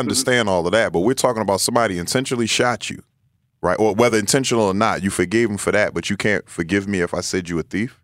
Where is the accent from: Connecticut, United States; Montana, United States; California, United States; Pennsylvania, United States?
Pennsylvania, United States; Philadelphia; growing up in North Philadelphia.